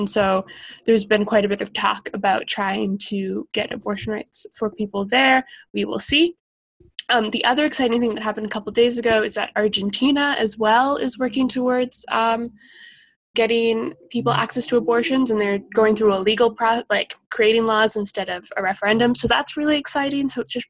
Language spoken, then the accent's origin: English; Australia; I love lighthouses. I'm from Australia.